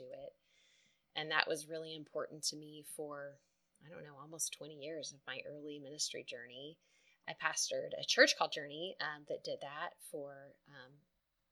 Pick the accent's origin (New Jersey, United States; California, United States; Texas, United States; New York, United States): Texas, United States; West; I was raised in West Texas, and my mom is Lebanese